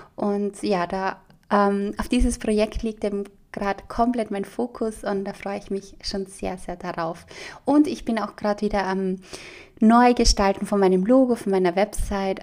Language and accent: German; Austria; bei uns in Österreich